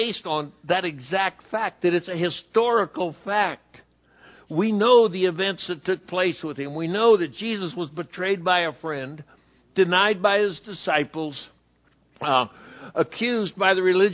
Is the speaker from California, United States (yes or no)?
yes; San Diego, California, United States; Calvary Baptist in San Diego, California, my hometown